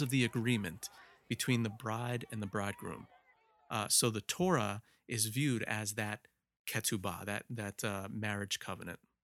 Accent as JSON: {"language": "English", "region": "New Jersey", "country": "United States", "tie": "born or raised there", "said": "I was, I was born and raised in Jersey"}